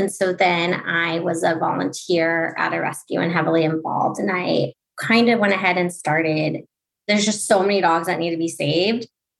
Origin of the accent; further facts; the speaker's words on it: Huntington Beach, California, United States; moved away as an adult; also born or lived in Los Angeles; now in New York, United States; I'm from Huntington Beach, California.